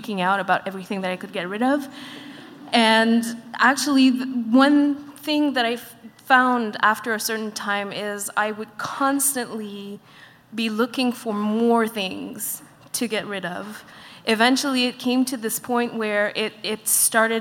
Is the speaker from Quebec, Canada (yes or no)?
yes; Montreal, Quebec, Canada; I'm from Montreal as well